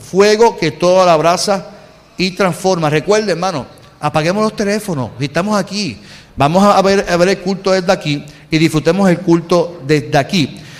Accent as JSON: {"language": "Spanish", "country": "Puerto Rico", "said": "usted y yo que somos boricuas"}